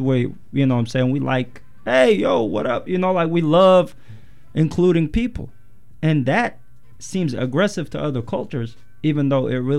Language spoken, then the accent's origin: English; Yemen; now in United States; I was born and raised in Yemen, in the Middle East. Parents are Eritrean